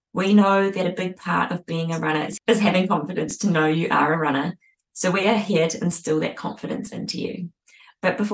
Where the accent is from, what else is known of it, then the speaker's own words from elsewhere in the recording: New Zealand; now in Australia; I'm now a Kiwi Aussie